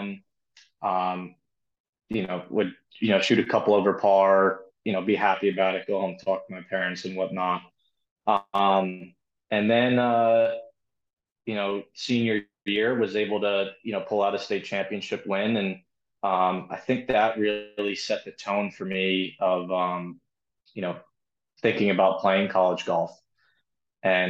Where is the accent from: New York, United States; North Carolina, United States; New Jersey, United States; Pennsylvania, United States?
New Jersey, United States; Brielle; I'm a local kid. I'm from Brielle, New Jersey